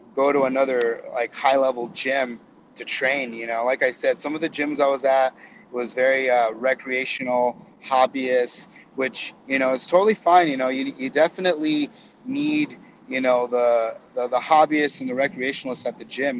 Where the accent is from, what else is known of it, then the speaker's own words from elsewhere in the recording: Yuma, Arizona, United States; also born or lived in Florida; now in San Diego, United States; my dad actually got transferred back to Arizona, back to the back to my hometown, and um, and so I I went back to to Yuma